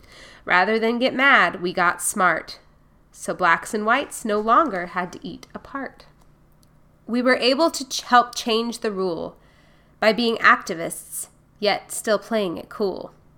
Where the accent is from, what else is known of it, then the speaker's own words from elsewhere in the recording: Durham, North Carolina, United States; also born or lived in Baltimore; I was born in Baltimore, Maryland, to very loving parents. Auntie Pauline adopted me because of my mom and dad's ailments. In Durham, North Carolina, Auntie Pauline was a school teacher.